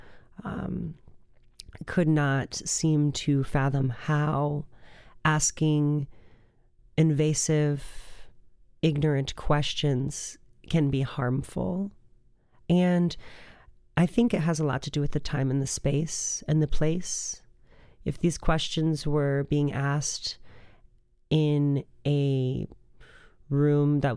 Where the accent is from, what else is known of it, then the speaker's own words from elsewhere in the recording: Rockford, Illinois, United States; I was born in Rockford, Illinois